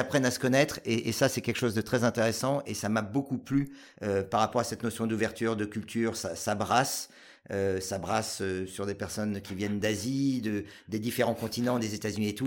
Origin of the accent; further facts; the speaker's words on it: Paris region, Île-de-France, France; moved away as an adult; also born or lived in Asia / Grenoble; j'ai euh, vécu jusqu'à l'âge de 23 ans en région parisienne